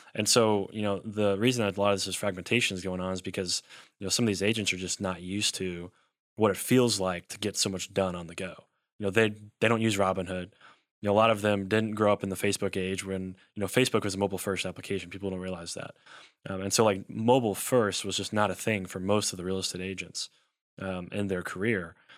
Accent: Elizabethtown, Kentucky, United States; also born or lived in Louisville, Kentucky / Lexington, Kentucky; I'm from Elizabethtown, Kentucky

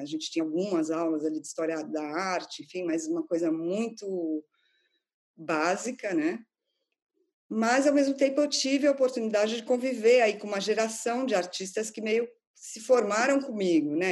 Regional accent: São Paulo, Brazil; moved away as an adult; now in London, United Kingdom; eu sou de São Paulo

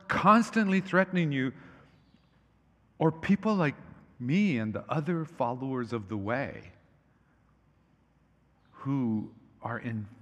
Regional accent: Hawaii, United States; when I was growing up in Hawaii

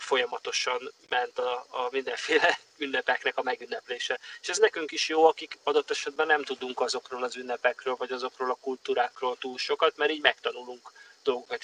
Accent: Hungary; now in Los Angeles, United States; büszke vagyok arra, hogy magyar vagyok

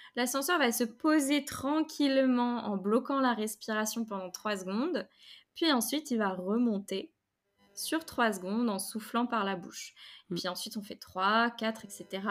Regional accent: Rennes, Brittany, France; moved away as an adult; now in Paris, France; j'étais à Rennes, je suis rennaise

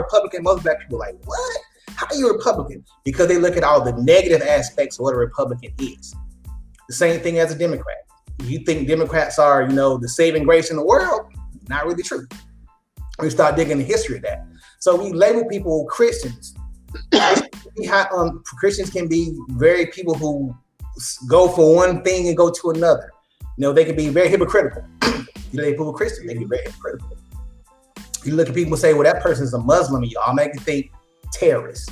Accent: Dallas, Texas, United States; I come from Oak Cliff

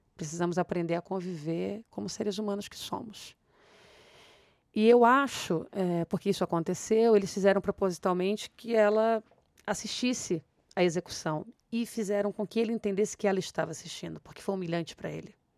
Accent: Rio de Janeiro, Brazil; eu sou do Rio de Janeiro, dessas comunidades

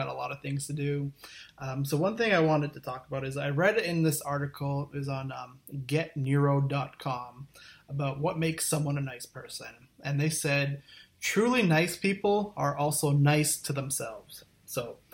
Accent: Thunder Bay, Ontario, Canada; I grew up in a small town called Thunder Bay, Ontario, which is about 100,000 people

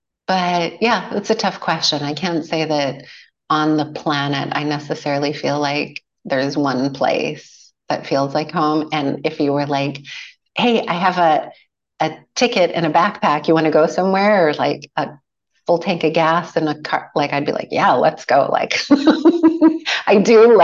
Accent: Edmonton, Alberta, Canada; now in Qualicum Beach, Canada; growing up in Edmonton

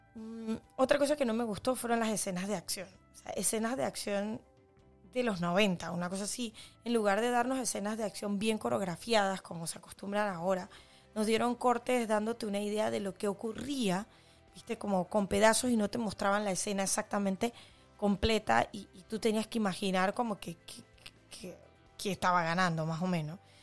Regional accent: Panama

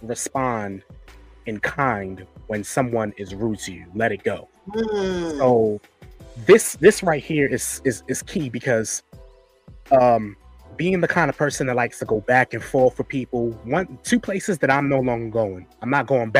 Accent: New York, United States; I'm from New York

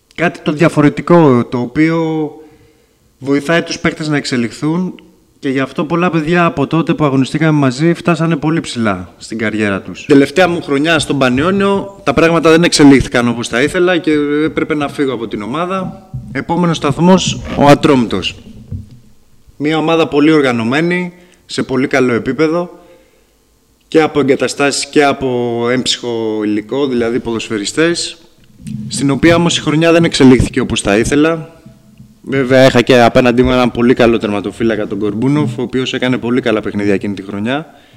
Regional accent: Patras, Western Greece, Greece; also born or lived in Lamia; now in Tripoli, Greece; Προερχόμενος από, το, από την περιοχή της Πελοποννήσου ήταν πάντα όνειρό μου να επιστρέψω στον τόπο καταγωγή μου. Ήταν πάντα όνειρό μου να αγωνιστώ και στην πόλη μου την Πάτρα

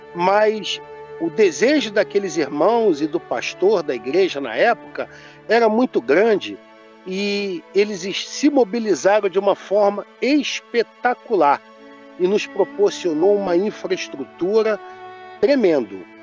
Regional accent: Rio de Janeiro, Brazil; Nós somos oriundos do estado do Rio de Janeiro.

